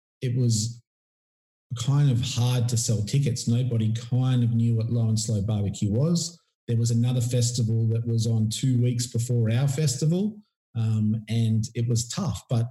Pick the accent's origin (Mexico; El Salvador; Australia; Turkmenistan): Australia; Port Macquarie, New South Wales; my hometown was Port Macquarie